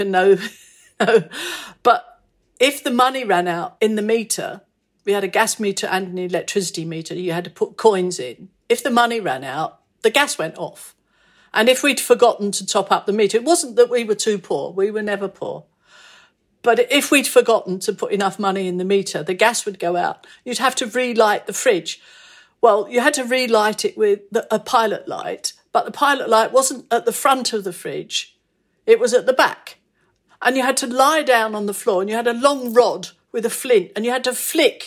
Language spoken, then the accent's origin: English; London, United Kingdom; I was born in Hackney, in London, E5.